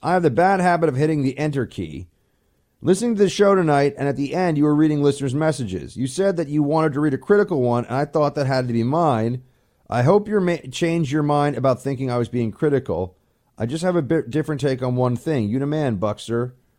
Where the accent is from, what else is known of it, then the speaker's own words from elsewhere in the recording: New York, United States; as a New Yorker